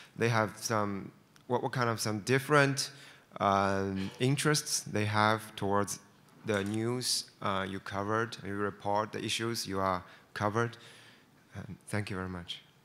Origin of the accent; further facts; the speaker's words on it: China; I'm from China